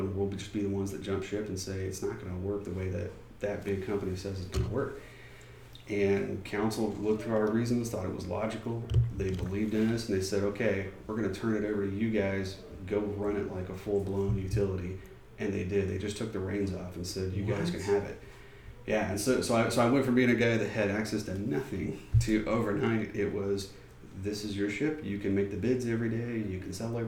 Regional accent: Georgetown, Texas, United States; I grew up in Georgetown.

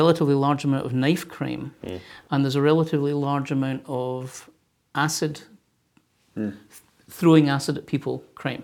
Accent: Glasgow, Scotland, United Kingdom; now in United States; I'm from Glasgow in Scotland

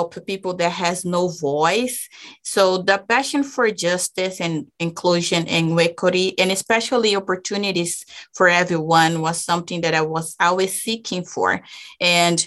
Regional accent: Brazil; English is a second language; moved away as an adult; now in Utah, United States; I'm actually from Brazil

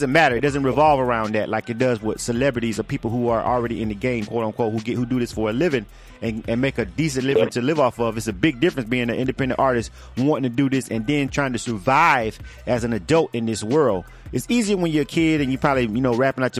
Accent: Florida, United States; I'm from Florida

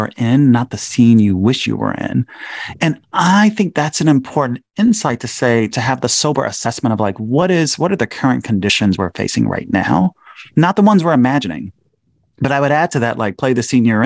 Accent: Chicago, Illinois, United States; my hometown of Chicago

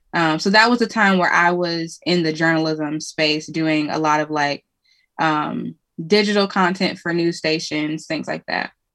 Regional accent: Cleveland, Ohio, United States; moved away as an adult; now in Indianapolis, United States; I'm from Cleveland, Ohio originally, um, but I live in Indianapolis

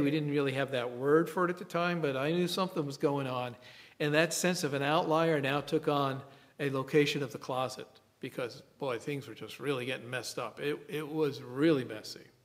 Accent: New York City, New York, United States; I grew up in the Bronx and I went to grammar school in the same school for eight years

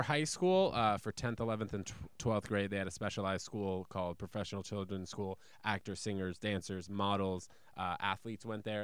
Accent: New York City, New York, United States; born or raised there; also born or lived in New Brunswick, New Jersey

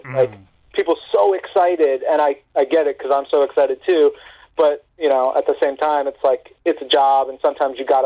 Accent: New York, United States; I'm from New York

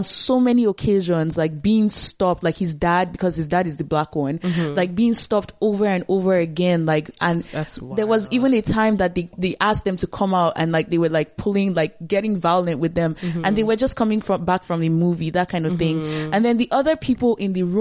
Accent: Nigeria; moved away as an adult; now in Canada; being like Nigerian, I moved here recently

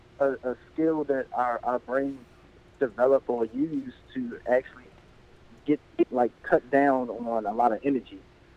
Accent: Baltimore, Maryland, United States; when they found out I was from Baltimore

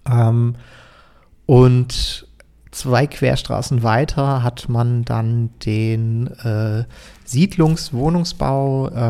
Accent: Frankfurt, Hesse, Germany; also born or lived in Sulzbach (Taunus); also ich bin Frankfurter, bin in, äh, bin in Höchst geboren, habe äh, ähm, irgendwie Kindheit verbracht in Nied, dann lange in Unterliederbach gelebt

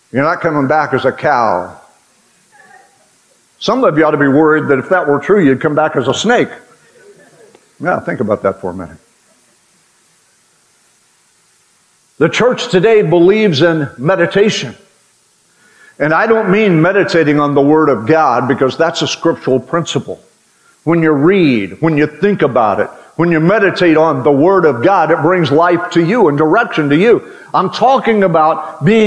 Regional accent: Western Oklahoma, United States; When I was a kid growing up in Western Oklahoma

